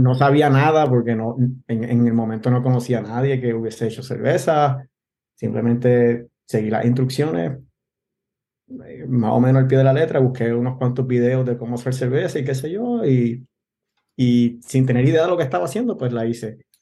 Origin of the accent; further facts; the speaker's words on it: Gurabo, Puerto Rico; moved away as an adult; also born or lived in Bayamón, Puerto Rico / Vega Baja, Puerto Rico / Mayagüez, Puerto Rico; now in Ashburn, United States; Yo nací en Bayamón, eh, me crié entre Bonao, Tobalta y, y Gurabo.